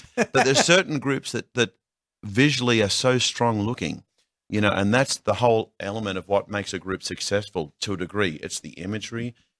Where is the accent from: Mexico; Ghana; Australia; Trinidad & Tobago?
Australia; now in United States; I am Australian.